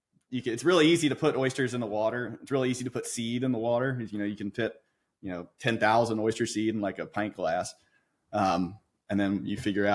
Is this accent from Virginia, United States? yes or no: yes; Northern Neck, Virginia, United States; I grew up here in the Northern Neck. I went to Lancaster High School. I've spent, you know, my childhood running around in the river.